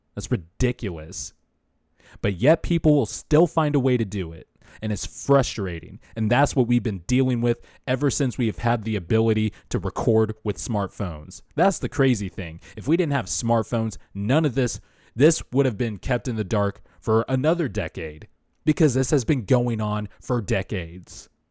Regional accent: Bakersfield, California, United States; I started going to school in Bakersfield in fourth grade

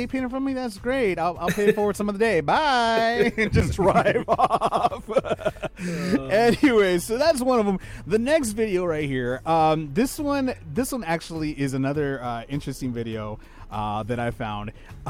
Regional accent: Los Angeles, California, United States; both you and I are from California, born and raised. We're from Los Angeles.

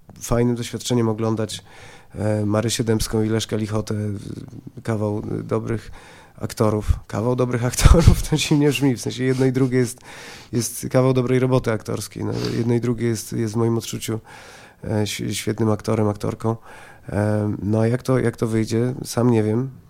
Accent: Poland; jestem z Polski, jestem Polakiem

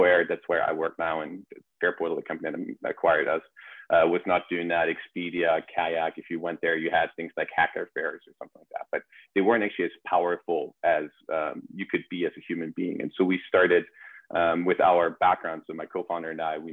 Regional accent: Germany; moved away as an adult; also born or lived in Vancouver, Canada; now in New York, United States; born and raised in Germany. In 2014, I moved to Vancouver

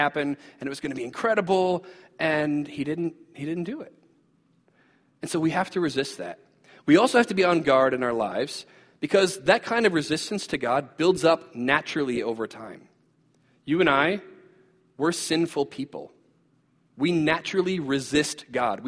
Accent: United States; as American Christians

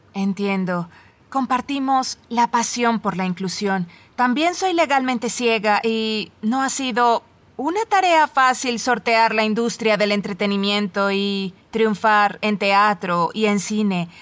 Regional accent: Woodland, California, United States; somos de la misma ciudad, Woodland, California.

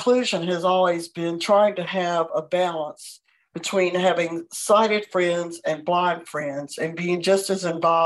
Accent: Atlanta, Georgia, United States; moved away as an adult; also born or lived in Texas; I moved to Texas to go to graduate school, and I was from Atlanta

